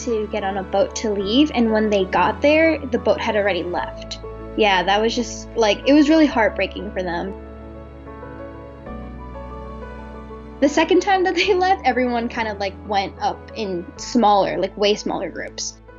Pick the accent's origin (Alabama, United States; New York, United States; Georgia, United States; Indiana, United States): New York, United States; New York City; I grew up in Brooklyn. I was born and raised